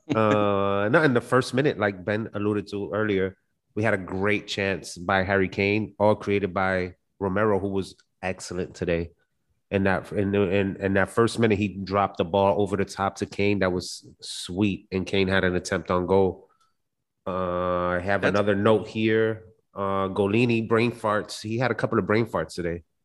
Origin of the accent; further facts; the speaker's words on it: Puerto Rico; I'm from Puerto Rico